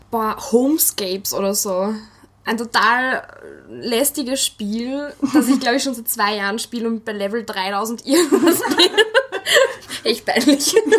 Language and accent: German; Wels, Upper Austria, Austria; meine Heimatstadt in Oberösterreich, Wels